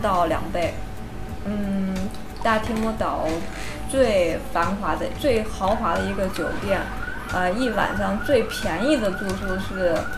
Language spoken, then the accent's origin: Chinese; China; 我其实中国人喜欢自己带